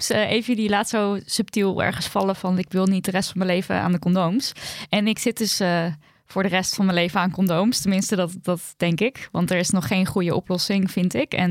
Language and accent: Dutch; Turkey; en daarmee bedoel ik de Turkse gemeenschap, want ik ben Turks